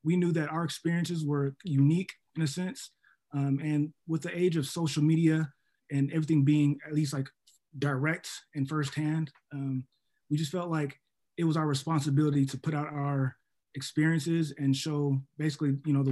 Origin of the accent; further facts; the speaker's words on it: Seattle, Washington, United States; moved away as an adult; also born or lived in New York; now in Ohio, United States; I'm originally from Seattle, Washington, made way to New York for a couple of years, and then came down to Ohio because of this opportunity